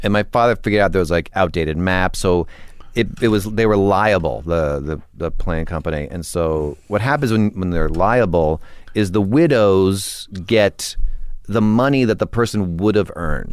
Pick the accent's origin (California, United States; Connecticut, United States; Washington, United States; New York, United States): Connecticut, United States; Weston; I grew up in Connecticut